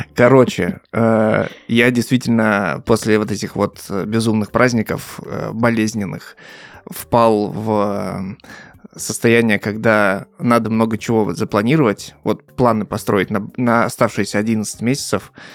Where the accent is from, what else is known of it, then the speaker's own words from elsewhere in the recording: Russian Far East, Russia; moved away; я с Дальнего Востока.